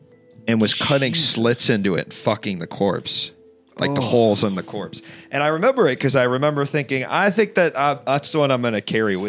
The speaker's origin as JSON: {"language": "English", "town": "Washington", "region": "District of Columbia", "country": "United States", "tie": "born or raised there", "also_born_or_lived": "New York City", "moved": "yes", "lives_now": "Los Angeles, United States", "said": "When I grew up in Washington D.C., there's so many, and they've just been there forever."}